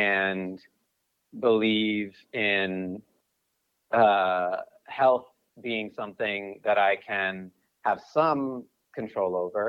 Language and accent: English; Brookline, Massachusetts, United States; now in Los Angeles, United States; I live in LA, but I'm originally from Brookline, Massachusetts. So I'm a New England guy.